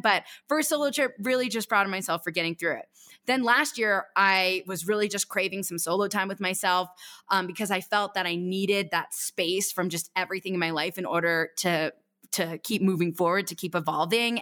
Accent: East Coast, United States; I grew up racing on the East Coast for Stratton Mountain

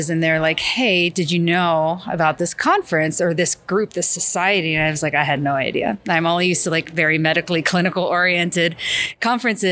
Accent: Philadelphia, Pennsylvania, United States; moved away as an adult; also born or lived in Pittsburgh; now in South Florida, United States; I'm originally from the Philadelphia area

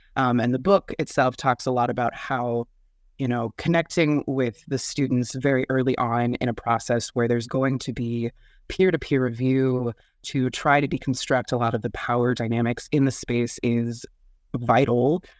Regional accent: Midwest, United States; from the Midwest, born and raised

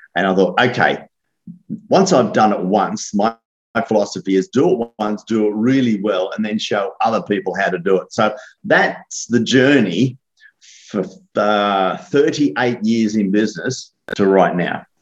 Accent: Australia; me being an Aussie

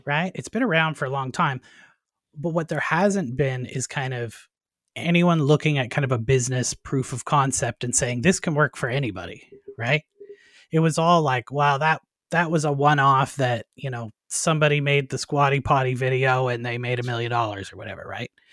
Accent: Canada; moved away as an adult; also born or lived in United States / Nova Scotia; I'm originally a Canadian as well

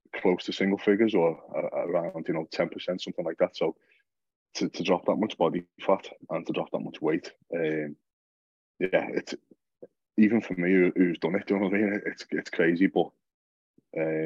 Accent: Liverpool, North West England, United Kingdom; I'm from Liverpool.

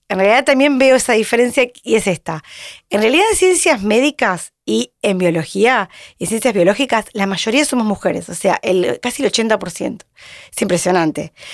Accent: Mar del Plata, Buenos Aires Province, Argentina; moved away as an adult; now in Buenos Aires, Argentina; yo vine de Mar del Plata, hice cuatro materias acá en Buenos Aires

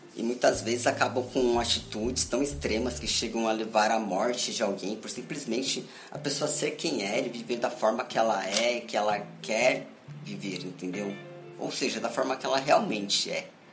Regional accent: São Paulo, Brazil; sou de São Paulo, moro em São Paulo

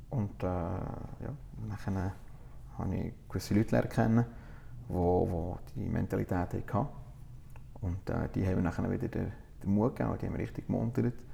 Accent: Italy; als Italiener habe ich mit dem ein aufgewachsen, mit Kaffee und so.

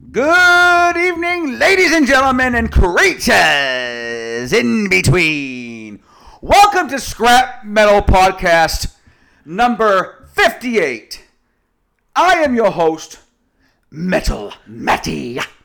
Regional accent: Boston, Massachusetts, United States; we're local Bostonian

